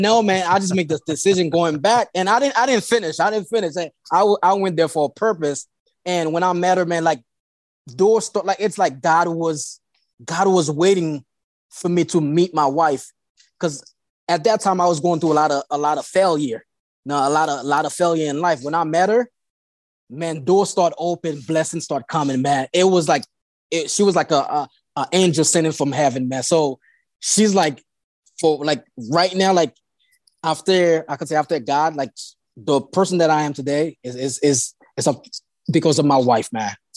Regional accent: Haiti; English is a second language; now in Delaware, United States; I was born in Haiti

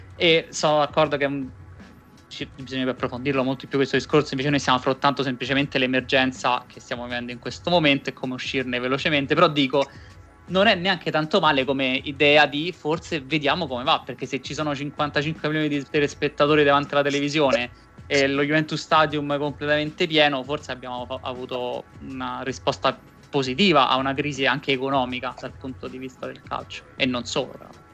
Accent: Rome, Lazio, Italy; noi che siamo entrambi di Roma

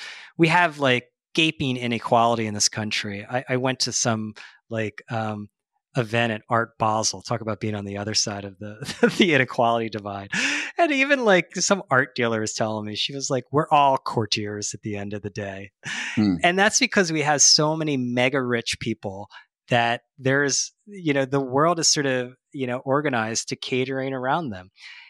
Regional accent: Philadelphia, Pennsylvania, United States; Like, I mean, I grew up in Philadelphia, and we had the Inquirer

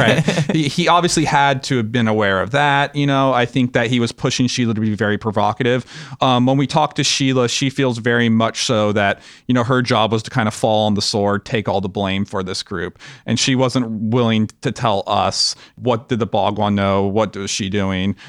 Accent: Los Angeles, California, United States; we grew up in Los Angeles

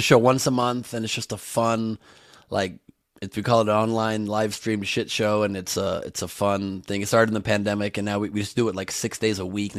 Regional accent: Los Angeles, California, United States; So I'm from LA, born and raised in this weird town.

